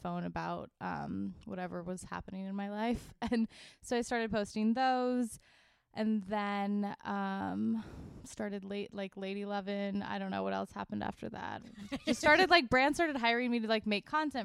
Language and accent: English; Laguna Beach, California, United States; also born or lived in Boston; I grew up in Orange County, in Laguna Beach